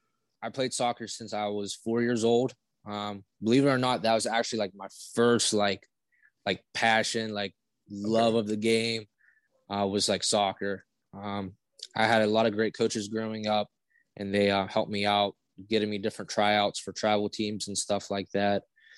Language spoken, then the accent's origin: English; Brownsville, Pennsylvania, United States; Yeah, so for those that don't know where Brownsville is, we are located about, I would say, honestly, like 10 minutes from Cal-U